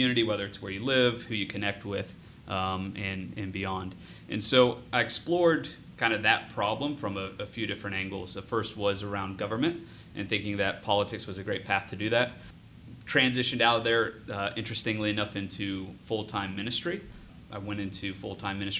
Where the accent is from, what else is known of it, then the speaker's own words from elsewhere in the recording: Bellefontaine, Ohio, United States; I'm born and raised in the Logan County area, which is northwest of Columbus by about 45 minutes. Bell Fountain is the city that I grew up in and actually still live in that area